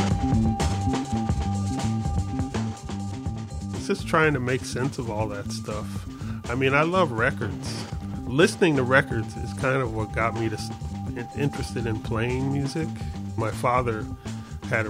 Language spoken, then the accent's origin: English; Hampton, Virginia, United States; moved away as an adult; also born or lived in Bridgeport, Connecticut / Boston; now in Chicago, United States; I was born in Bridgeport, Connecticut, but I grew up in Hampton, Virginia.